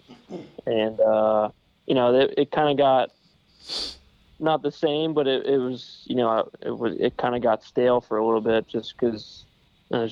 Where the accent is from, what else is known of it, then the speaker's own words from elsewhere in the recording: Pennsylvania, United States; also born or lived in Waynesburg, Pennsylvania; I'm a Pennsylvania native